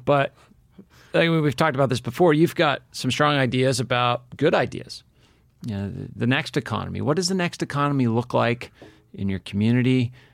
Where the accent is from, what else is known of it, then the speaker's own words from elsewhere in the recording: New England, United States; I grew up in New England